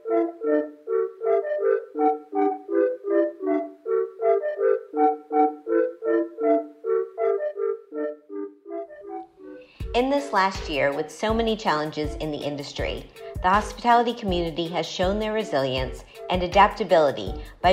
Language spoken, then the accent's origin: English; Miami, Florida, United States; my childhood growing up in Miami